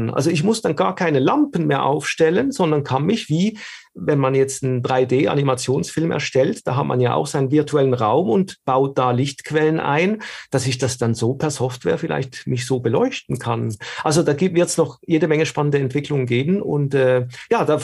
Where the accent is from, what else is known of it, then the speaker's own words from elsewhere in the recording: Switzerland; ich komme aus der Schweiz, man hört es